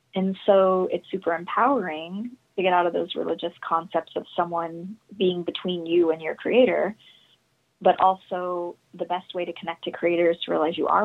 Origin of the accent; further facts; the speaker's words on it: Utah, United States; I'm from Utah